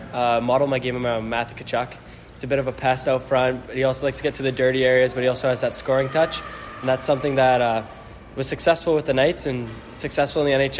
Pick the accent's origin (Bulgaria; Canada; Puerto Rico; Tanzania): Canada; Strathroy, Ontario; growing up in Strathroy and being able to watch London